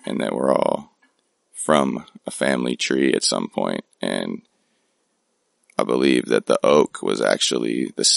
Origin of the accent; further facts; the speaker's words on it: Oakland, California, United States; my hometown of Oakland, California.